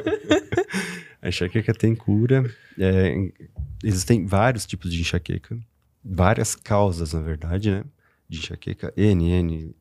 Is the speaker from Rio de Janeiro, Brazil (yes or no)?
no; Rio do Sul, Santa Catarina, Brazil; also born or lived in Itaiópolis (birthplace, garbled); Mas sou daqui de Rio do Sul, estudei sempre aqui